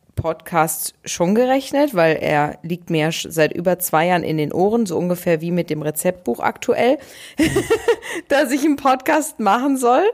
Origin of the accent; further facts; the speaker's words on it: Ruhr area, North Rhine-Westphalia, Germany; bei uns im Ruhrgebiet